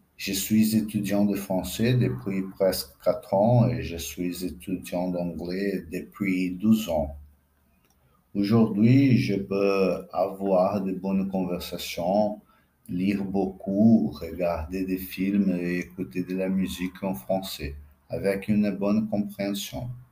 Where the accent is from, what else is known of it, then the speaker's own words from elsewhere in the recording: Brazil; French is a second language; je suis brésilien, j'ai 40 ans, je parle portugais